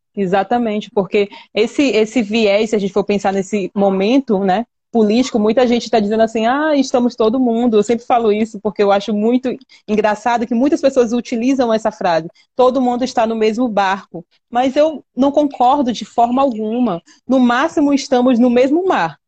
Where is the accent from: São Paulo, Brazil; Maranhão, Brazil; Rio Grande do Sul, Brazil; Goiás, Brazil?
Maranhão, Brazil; nós, aqui, habitantes dessa região